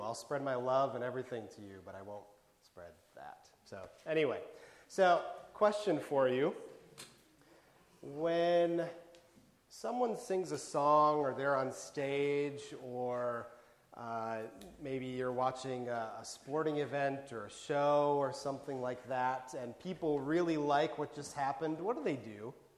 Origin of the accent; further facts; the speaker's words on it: Wisconsin, United States; moved away as an adult; now in Bethlehem, United States; growing up in Wisconsin, I had never seen the town in which I live host a race like this